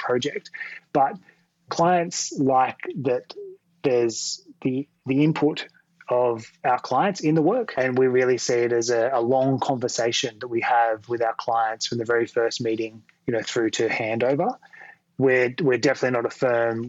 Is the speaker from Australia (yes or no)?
yes; Sydney, New South Wales, Australia; I grew up in Western Sydney originally